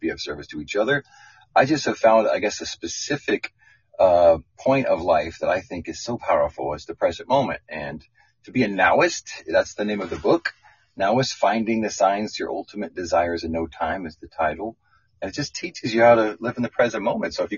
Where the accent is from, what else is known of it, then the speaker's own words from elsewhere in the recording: Spokane, Washington, United States; also born or lived in Santa Cruz, California; now in Santa Barbara, United States; I was born in Santa Cruz, raised in Spokane, Washington, back to Santa Cruz, and then down here to Santa Barbara